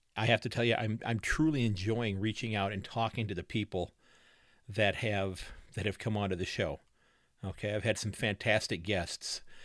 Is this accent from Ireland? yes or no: no; United States; I'm an old man American